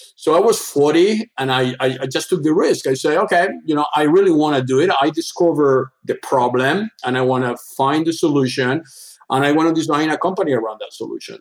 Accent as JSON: {"language": "English", "region": "Andalusia", "country": "Spain", "tie": "born or raised there", "second_language": "English", "moved": "as an adult", "lives_now": "Switzerland", "said": "I born in Spain, the southern part of Spain. My father was a hotel entrepreneur doing tours in the southern part of Spain, Andalusia"}